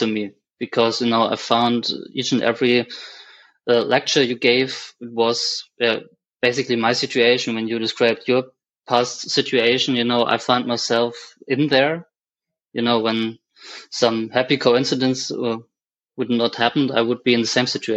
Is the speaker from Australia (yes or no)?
no; Germany; I'm from Germany.